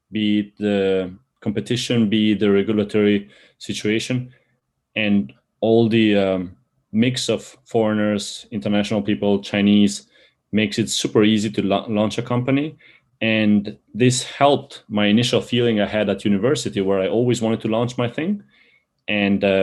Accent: Italy; moved away as an adult; also born or lived in Albania; now in China; I was born in Albania. When I was 10, I moved to Italy. When I was 26, I moved to China for what was supposed to be a six month exchange.

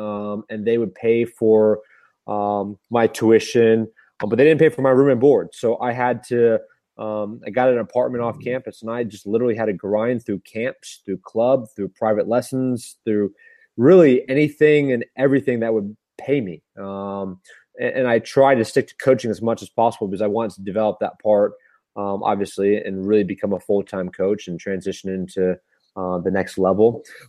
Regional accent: Tampa, Florida, United States; I played growing up in Tampa, Florida.

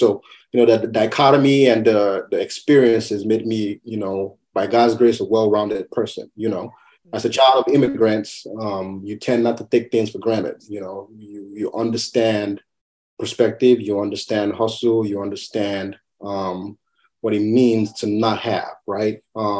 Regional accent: Madison, Wisconsin, United States; born there; I am Nigerian American. I was born in Madison, Wisconsin. My parents came to the U.S. in 1980.

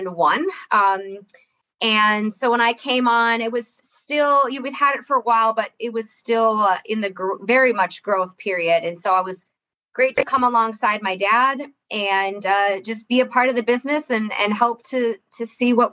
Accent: Ironwood, Michigan, United States; I was born and raised here in Ironwood. So I'm a Uper kid

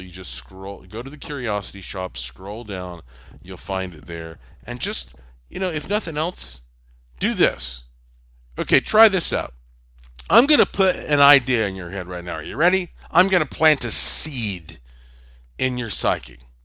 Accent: Western North Carolina, United States; moved away; also born or lived in Puerto Rico; I'm from Western North Carolina, which is rich with gems and minerals

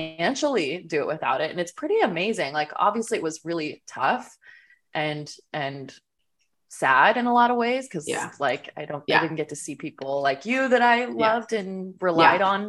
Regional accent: Orange County, California, United States; moved away as an adult; now in Los Angeles, United States; I grew up in Orange County

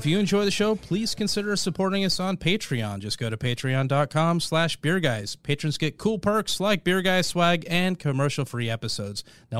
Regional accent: Portland, Oregon, United States; now in Marietta, Georgia, United States; I'm from the Northwest.

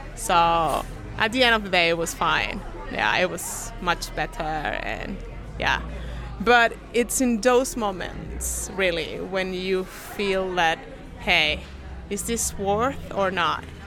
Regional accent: Chile; I'm down from South America, from Chile, actually

